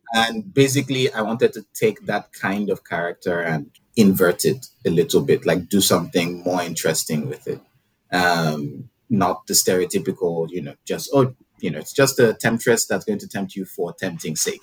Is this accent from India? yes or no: no; Nigeria; growing up in Nigeria, you, there was a lot of like Christian um, influenced messaging